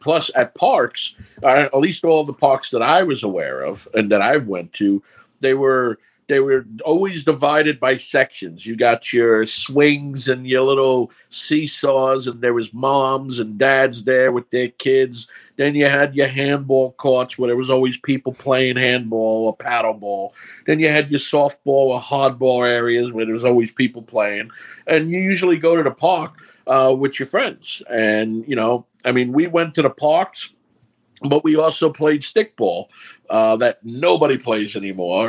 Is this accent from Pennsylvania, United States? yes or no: no; New York City, New York, United States; accent: New York; also born or lived in Brooklyn; Born in Brooklyn, raised in Queens, New York City.